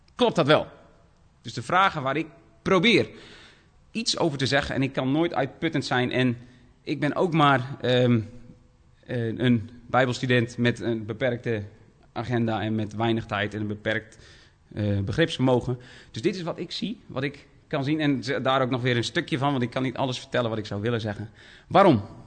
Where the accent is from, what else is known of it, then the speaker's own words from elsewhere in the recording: Dokkum, Friesland, Netherlands; ik kom uit Dokkum, Friesland.